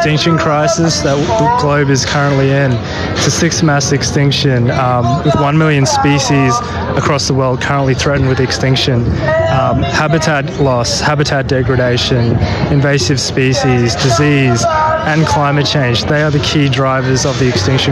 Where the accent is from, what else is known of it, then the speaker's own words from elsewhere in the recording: Brisbane, Queensland, Australia; I'm 35 from Queensland, Brisbane